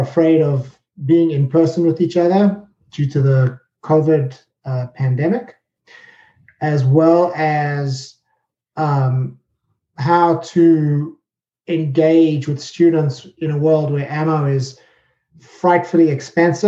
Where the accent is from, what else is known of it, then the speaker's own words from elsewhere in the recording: South Africa; moved away as an adult; also born or lived in United Kingdom; now in New Jersey, United States; I'm originally from South Africa